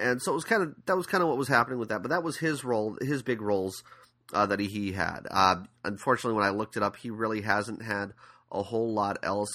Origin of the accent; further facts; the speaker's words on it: San Diego, California, United States; I'm from San Diego